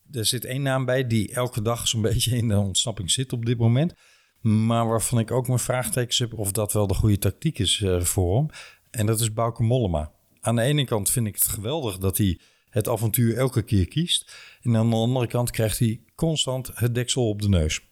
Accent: Limburg, Netherlands; als Limburger

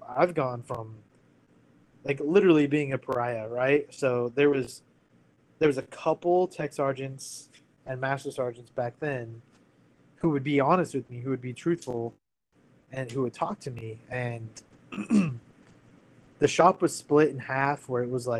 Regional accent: United States; moved away as an adult; also born or lived in California / Washington; I grew up in California and Washington

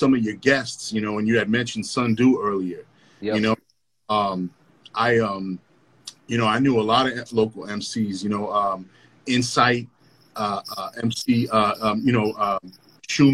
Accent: Lynn, Massachusetts, United States; I grew up in the Highlands and I would walk down the hill and then come down, you know, Union Street

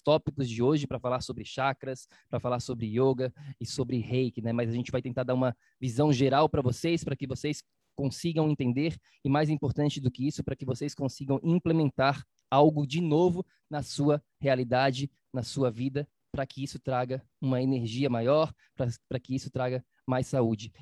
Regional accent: Florianópolis, Santa Catarina, Brazil; eu sou de Florianópolis

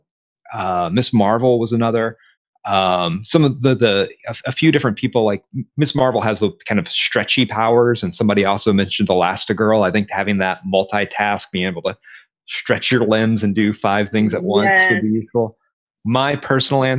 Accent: Conway, Arkansas, United States; moved away as an adult; also born or lived in Texas; here at the University of Central Arkansas, which is in my hometown

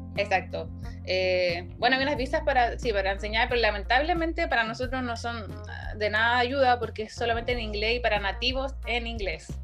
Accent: Valparaíso, Chile; moved away as an adult; also born or lived in Santiago, Chile; now in South Korea; yo soy de Valparaíso

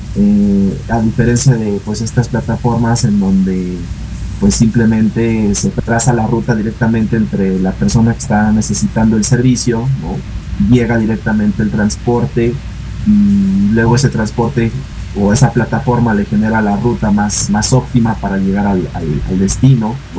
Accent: Mexico; entre nosotros como mexicanos

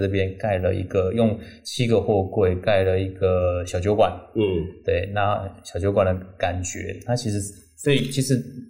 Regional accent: Taipei, Taiwan; moved away as an adult; now in Changbin, Taiwan; 其实我是个台北人。

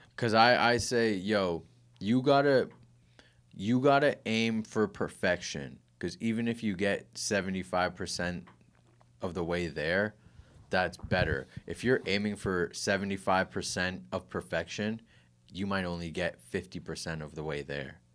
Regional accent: Kitchener, Ontario, Canada; I was born in Grand River Hospital

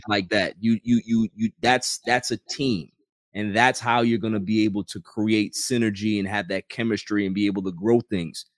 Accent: New York City, New York, United States; I grew up in Queens

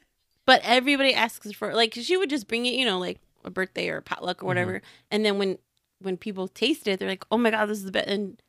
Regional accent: Chicago, Illinois, United States; because, hello, we are from Chicago.

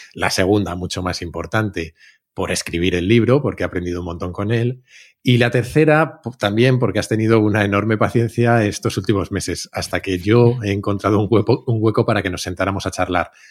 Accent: Spain; la inmensa mayoría de los españoles

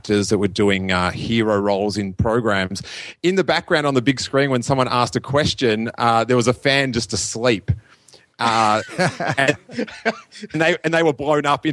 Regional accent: Australia; I'm from Australia, the other side of the world.

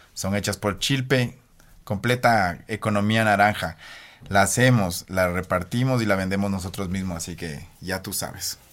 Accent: Ambato, Tungurahua, Ecuador; now in Baños de Agua Santa, Ecuador; regresé no a Ambato, que de ahí soy

